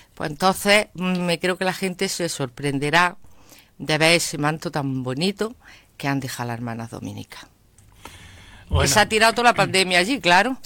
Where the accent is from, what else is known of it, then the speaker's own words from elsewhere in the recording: Andalusia, Spain; nosotros somos los andaluces o los españoles